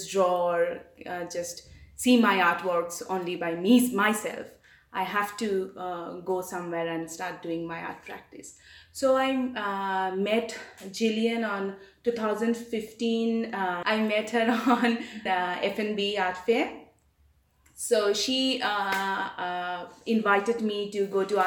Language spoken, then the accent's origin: English; Kolkata, West Bengal, India; moved away as an adult; now in Johannesburg, South Africa; I am actually from eastern part of India, which is called the city called Kolkata. I'm born and brought up there.